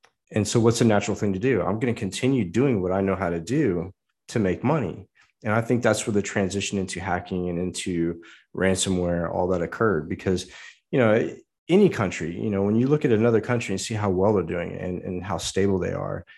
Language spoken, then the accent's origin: English; United States; as an American